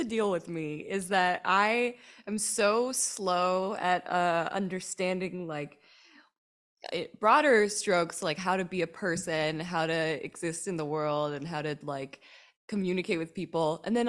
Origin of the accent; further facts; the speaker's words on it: North Hollywood, California, United States; I grew up here in North Hollywood and I did not do any theater or acting or any improv stuff growing up.